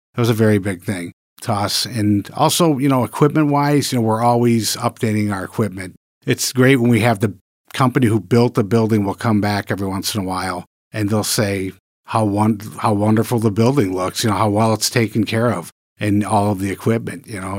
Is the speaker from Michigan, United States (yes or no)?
yes; Michigan, United States; moved away as an adult; also born or lived in New York; I'm a Michigan native. I was born and raised in Michigan